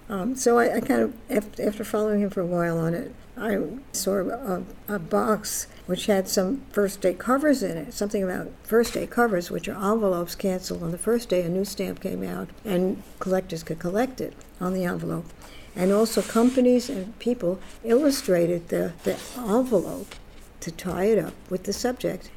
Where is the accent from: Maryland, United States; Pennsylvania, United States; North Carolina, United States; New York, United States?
New York, United States; New York City; also born or lived in Florida; now in Orlando, United States; I grew up in the Bronx, New York, where I was born in Bronx, New York, and lived there.